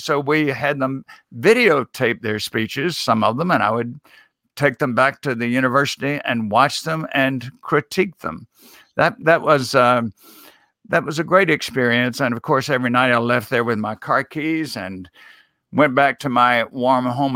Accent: Mississippi, United States; I was a, a student in my home state of Mississippi at Millsaps College

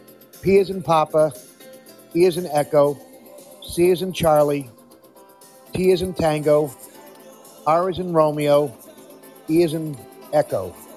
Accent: Netherlands; moved away; I grew up in Europe, in the Netherlands

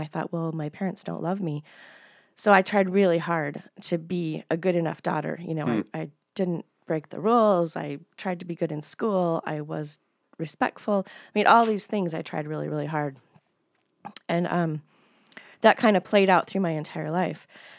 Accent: Billings, Montana, United States; moved away as an adult; also born or lived in Bozeman / Helena; I was born in Billings. We lived in Bozeman and Helena as well. My dad was in college at MSU in Bozeman. And then we moved back to Billings when I was between fifth and sixth grade. And then I stayed here until I left in my 20s.

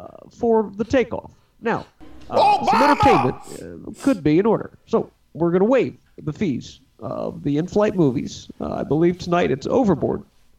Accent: United States; I'm an American in an emergency

